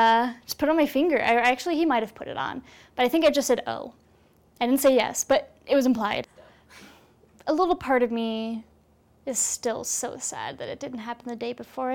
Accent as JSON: {"language": "English", "town": "Columbia", "region": "Missouri", "country": "United States", "moved": "as an adult", "lives_now": "Provo, United States", "said": "I'm originally from Columbia, Missouri."}